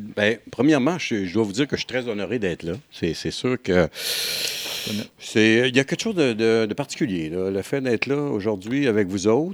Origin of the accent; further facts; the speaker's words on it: Rouyn-Noranda, Quebec, Canada; je suis venu au monde sur la, à Noranda, pas très loin